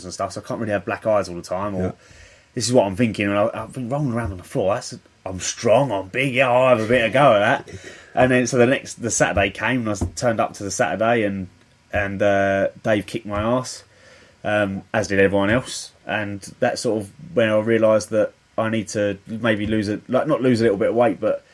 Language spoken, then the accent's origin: English; Medway, South East England, United Kingdom; I've grown up in Medway as well